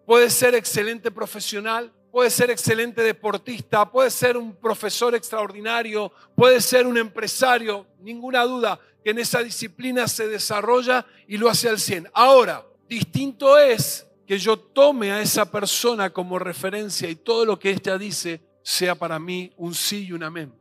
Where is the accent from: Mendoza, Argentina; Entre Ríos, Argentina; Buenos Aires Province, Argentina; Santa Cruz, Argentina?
Mendoza, Argentina; somos mendocinos